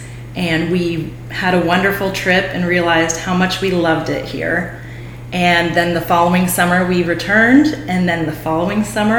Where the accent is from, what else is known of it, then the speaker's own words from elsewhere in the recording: Pasadena, California, United States; moved away as an adult; also born or lived in Skiatook, Oklahoma / Los Angeles, California; now in Osage County, Oklahoma, United States; I'm from the Pasadena area near the Rose Bowl of Southern California.